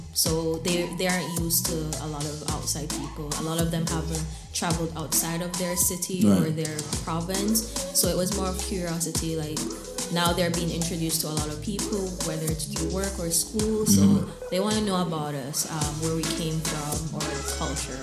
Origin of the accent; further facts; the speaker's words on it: Jamaica; now in Canada; I grew up in Jamaica, we have our own dialect